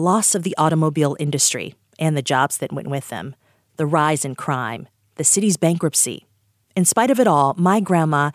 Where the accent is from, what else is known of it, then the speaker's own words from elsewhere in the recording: Detroit, Michigan, United States; moved away; This city is the epicenter of pleasure in the midst of turmoil, my hometown